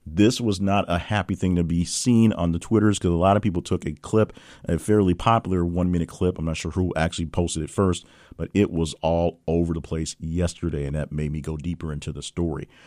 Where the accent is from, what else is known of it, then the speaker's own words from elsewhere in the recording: Little Rock, Arkansas, United States; my hometown here in Little Rock, Arkansas